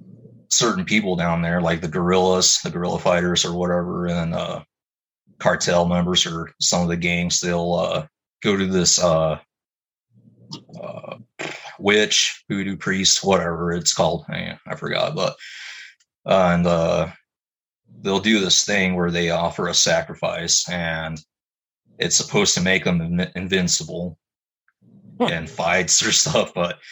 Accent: Mexico; Well, yeah, man, like, I grew up in Mexico for several years, but I remember seeing stuff like that as well.

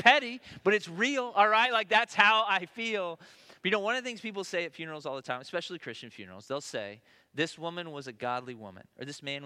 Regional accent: Tennessee, United States; moved away; I'm from Tennessee

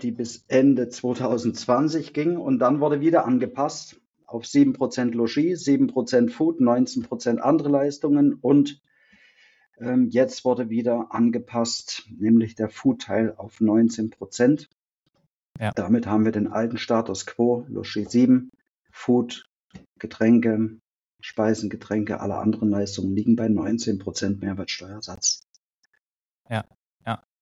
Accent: Thuringia, Germany; wo komme ich her? Ähm, bin ein Thüringer, der nach der äh, Wende dann in Bayern seine Ausbildung gemacht hat zum Restaurantfachmann.

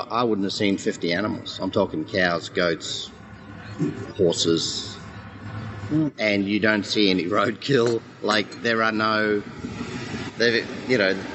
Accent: New Zealand; now in Australia; I came from New Zealand, but New Zealand New Zealanders really are as well.

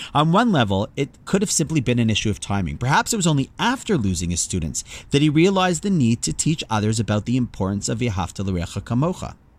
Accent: Toronto, Ontario, Canada; my hometown of Toronto

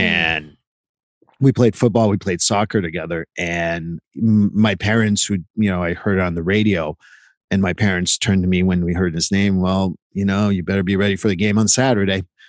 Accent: Quebec, Canada; I grew up in Quebec and they're all my Quebec friends.

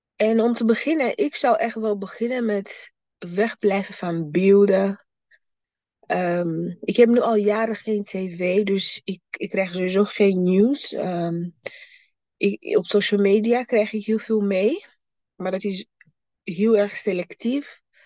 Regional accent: Burundi; moved away; mijn thuisland, Burundi.

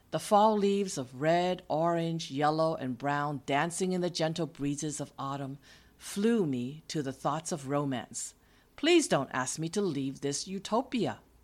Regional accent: East Coast, United States; moved away as an adult; also born or lived in California; From my hometown on the East Coast, the nineteen-year-old me flew to the West Coast, three thousand miles away from where I grew up.

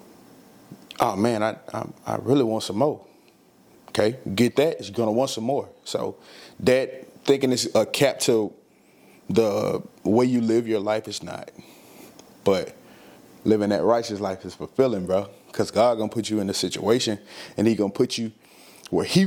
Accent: the South, United States; I'm from the South. We say cahoots

